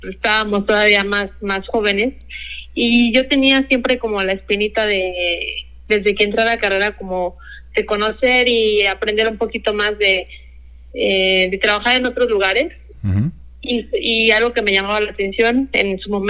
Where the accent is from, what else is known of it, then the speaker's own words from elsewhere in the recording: Guadalajara, Jalisco, Mexico; yo soy tapatía, soy de aquí de ah, Guadalajara, Jalisco, y tengo 29 años ahorita, recién cumplido.